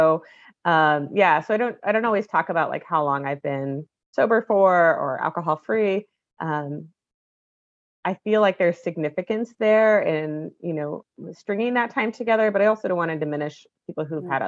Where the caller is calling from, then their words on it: Portland, Oregon, United States; Yeah, so I'm in Portland, Oregon, so the west coast of the state